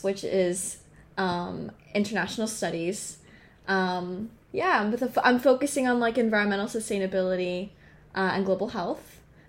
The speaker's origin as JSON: {"language": "English", "area": "Long Island", "region": "New York", "country": "United States", "tie": "born or raised there", "moved": "as an adult", "lives_now": "Washington, D.C., United States", "said": "I am 19 years old. I'm from Long Island, New York. Grew up there my entire life."}